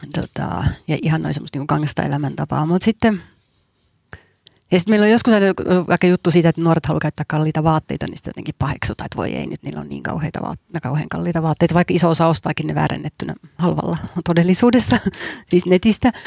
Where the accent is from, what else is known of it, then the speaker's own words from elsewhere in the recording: Helsinki, Uusimaa, Finland; Mä itse asunut lapsuuteni Helsingissä radan varressa